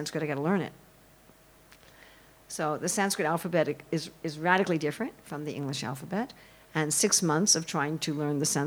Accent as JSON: {"language": "English", "town": "New York City", "region": "New York", "country": "United States", "said": "I'm sure you can tell I'm an American. I'm sure you can tell that in the first 30 seconds of my talk from New York City."}